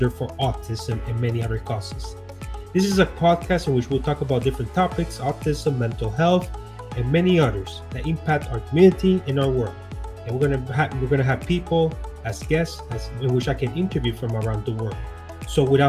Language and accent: English; Puerto Rico; I'm Boricua, so I was born and raised in Puerto Rico